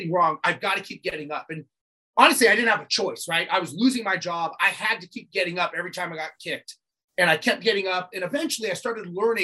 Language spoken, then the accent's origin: English; Los Angeles, California, United States; I grew up born and raised in Los Angeles